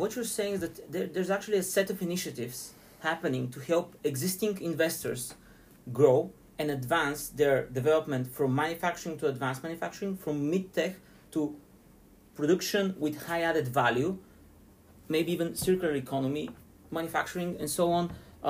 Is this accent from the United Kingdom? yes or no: no; Sofia, Sofia City, Bulgaria; I'm from Sofia, born and raised